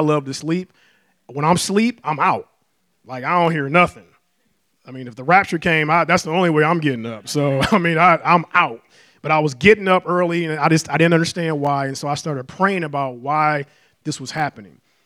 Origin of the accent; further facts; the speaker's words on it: Detroit, Michigan, United States; moved away as an adult; I was born and raised in Detroit, uh, all my life and planned on staying there